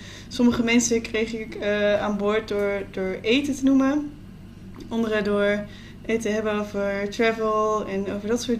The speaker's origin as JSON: {"language": "Dutch", "country": "Netherlands", "said": "Zeker als Nederlandse eh, millennials."}